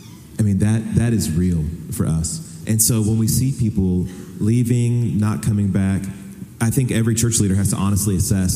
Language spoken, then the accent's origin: English; Houston, Texas, United States; I'm from Houston.